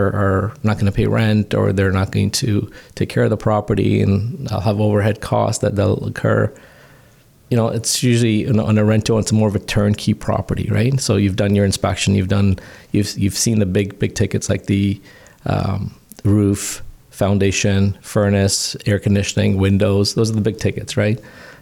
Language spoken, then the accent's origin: English; Canada; I was born here in Canada, but my parents were immigrants